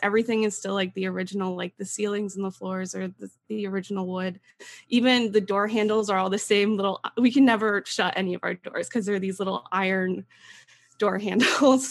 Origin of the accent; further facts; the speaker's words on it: East Stroudsburg, Pennsylvania, United States; I am from East Stroudsburg, Pennsylvania, and I grew up in a haunted house.